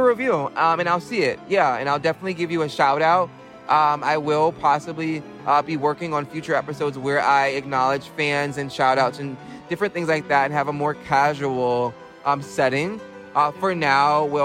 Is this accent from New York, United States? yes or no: yes; New York, United States; visiting my hometown